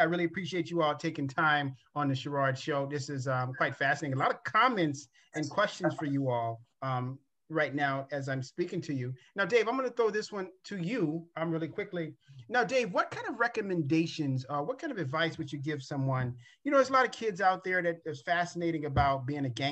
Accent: Chicago, Illinois, United States; originally being born and raised in Chicago

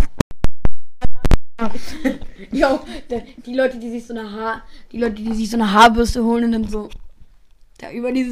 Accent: Germany; Ich {S1} komme aus Deutschland.

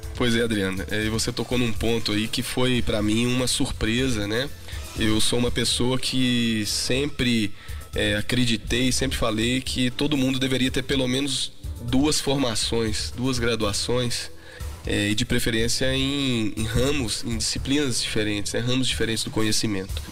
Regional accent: Passos, Minas Gerais, Brazil; moved away as an adult; now in Belo Horizonte, Brazil; sou de Passos. A minha família paterna é toda de lá. Já moro em Belo Horizonte há algum tempo, né? Vim para estudar

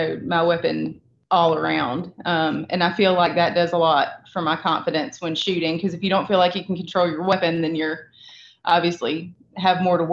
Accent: the South, United States; growing up in the South

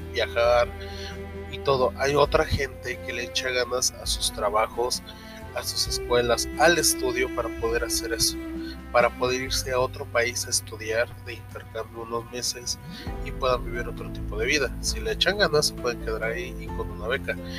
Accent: Mexico; Yo la verdad, como mexicano

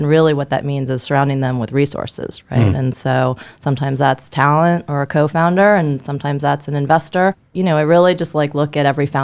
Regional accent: New York, United States; born and raised in New York

